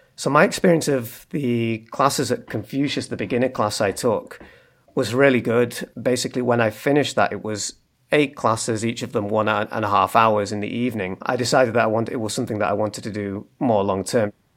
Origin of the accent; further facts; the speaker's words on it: Manchester, North West England, United Kingdom; moved away as an adult; now in Leeds, United Kingdom; I'm from Manchester in the north of England